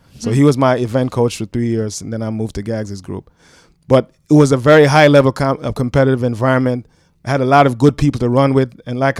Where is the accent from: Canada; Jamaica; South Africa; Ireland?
Jamaica; also born or lived in Brooklyn, United States; So he took a chance on this kid from Brooklyn who actually snuck in. He didn't know I was from Jamaica. And I had the pleasure of putting a Jamaican flag on his desk my first week in school.